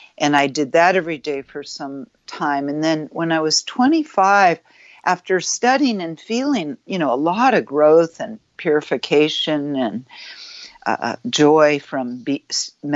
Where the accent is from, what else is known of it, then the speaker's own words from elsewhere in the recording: Marin County, Northern California, United States; I grew up in California, Northern California, in Marin County, Bay Area.